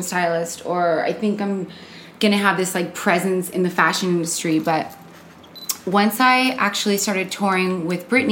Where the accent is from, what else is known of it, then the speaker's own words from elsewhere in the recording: Costa Mesa, California, United States; moved away as an adult; now in Los Angeles, United States; I'm from Orange County. I grew up in Costa Mesa.